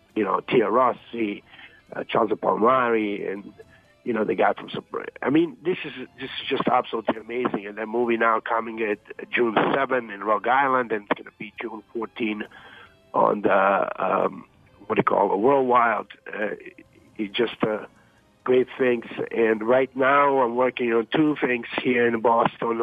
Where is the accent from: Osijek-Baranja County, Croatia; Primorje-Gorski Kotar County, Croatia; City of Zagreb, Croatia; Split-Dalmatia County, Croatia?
City of Zagreb, Croatia; Zagreb; moved away; I grew up in Dubrava as well